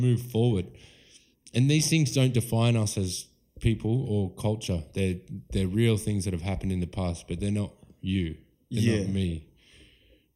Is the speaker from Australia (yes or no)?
yes; Australia; I'm an Aussie, my blood's from Ireland and Scotland, but I'm here in Australia and I'm an Aussie.